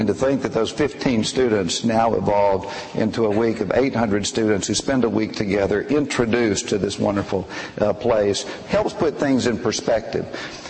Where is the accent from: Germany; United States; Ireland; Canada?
United States; the South; moved away as an adult; I came from the South. None of my brothers or sisters were from here.